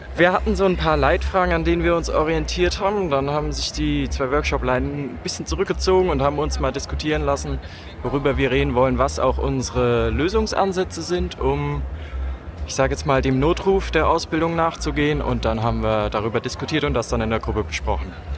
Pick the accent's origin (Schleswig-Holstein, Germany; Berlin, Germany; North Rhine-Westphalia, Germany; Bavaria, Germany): North Rhine-Westphalia, Germany; Aachen; also born or lived in Frankfurt; ich komme aus Aachen.